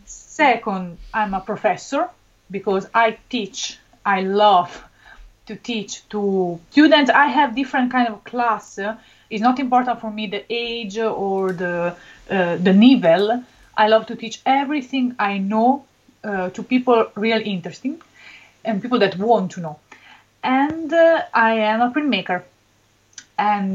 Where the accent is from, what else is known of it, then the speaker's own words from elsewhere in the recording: Benevento, Campania, Italy; English is a second language; I come from a very little city near Naples. My city is Benevento.